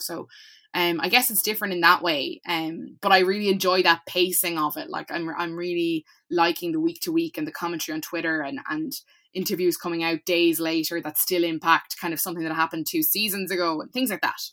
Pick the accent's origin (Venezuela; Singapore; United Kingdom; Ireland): Ireland; Cork, Munster; I'm from Cork